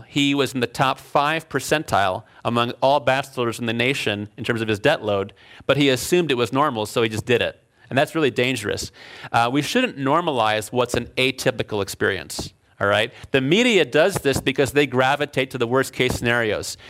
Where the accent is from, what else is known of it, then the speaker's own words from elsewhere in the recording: Chicago, Illinois, United States; moved away as an adult; also born or lived in Alfred, New York / Berkeley, California; now in California, United States; I was from Chicago. I grew up in Chicago